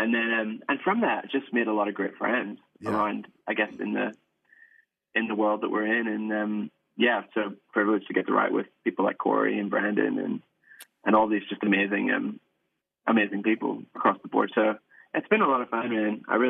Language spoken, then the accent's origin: English; Ireland; So we grew up in the Salvation Army in Ireland.